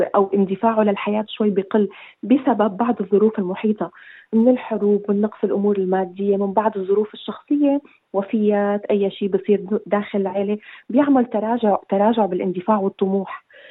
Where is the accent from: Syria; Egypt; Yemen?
Syria; moved away as an adult; also born or lived in Iraq; now in Australia; نحن طلعنا من سوريا بظروف الحرب كانت كثير قاسيه واتجهنا نحن للعراق